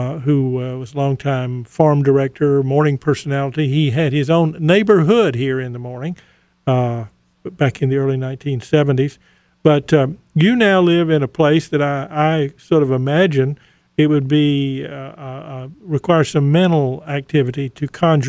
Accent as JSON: {"language": "English", "town": "Goldsboro", "region": "North Carolina", "country": "United States", "tie": "born or raised there", "said": "growing up in Goldsboro, where we both are from"}